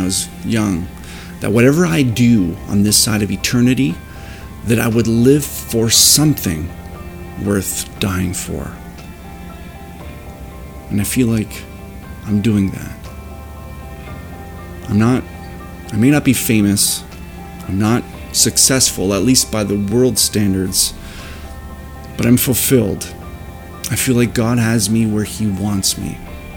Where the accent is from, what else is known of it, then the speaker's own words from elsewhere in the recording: Leamington, Ontario, Canada; I was born and raised right here in Leamington, Ontario